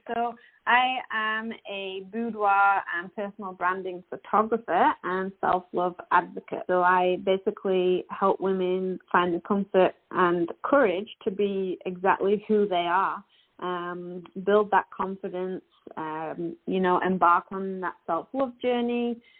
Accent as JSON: {"language": "English", "region": "Yorkshire and the Humber", "country": "United Kingdom", "moved": "as an adult", "lives_now": "Canada", "said": "obviously from my accent, you can tell that I am not an Albertan, but I do live in Alberta and have done for the past 10 years. My hubby and I moved here from West Yorkshire in England"}